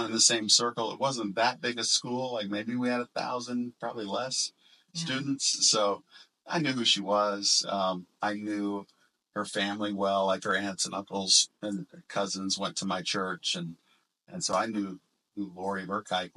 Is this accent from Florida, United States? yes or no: yes; small town outside of Orlando, Florida, United States; also born or lived in Hollywood, Florida; our small town that we grew up in outside of Orlando